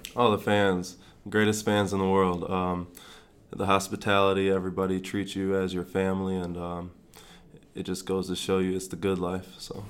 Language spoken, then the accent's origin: English; Grand Rapids, Michigan, United States; also born or lived in East Lansing, Michigan / North Carolina / Florida; now in Lincoln, United States; I'm from Grand Rapids, Michigan